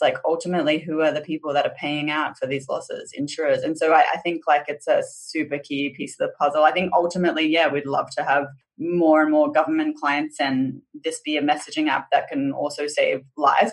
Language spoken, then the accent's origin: English; Boonah, Queensland, Australia; also born or lived in Brisbane; I was born in Brisbane, southeast Queensland, but sort of shortly after that, my parents moved to regional southeast Queensland. So I grew up in this really small town named Boona